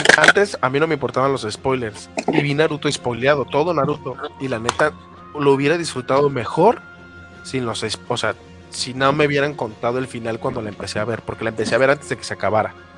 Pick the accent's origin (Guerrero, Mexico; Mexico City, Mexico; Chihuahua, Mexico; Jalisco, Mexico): Jalisco, Mexico; Guadalajara; de mi pueblo natal, de mi bella Guadalajara, que es una de las tres ciudades importantes del país